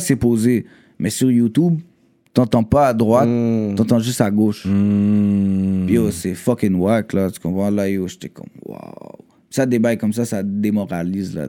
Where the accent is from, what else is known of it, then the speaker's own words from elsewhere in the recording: Quebec, Canada; Je suis Québécois